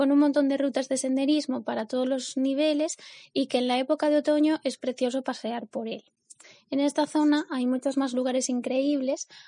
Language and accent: Spanish; Ponferrada, Castile and León, Spain; soy de Ponferrada, la capital de la comarca del Bierzo. Es una ciudad pequeña pero que tiene mucha vida